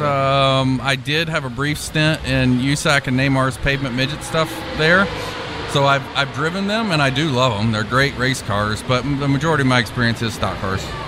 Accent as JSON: {"language": "English", "town": "Louisville", "region": "Kentucky", "country": "United States", "also_born_or_lived": "Indianapolis, Indiana / Purdue (Indiana)", "moved": "yes", "said": "I'm originally from Louisville, Kentucky"}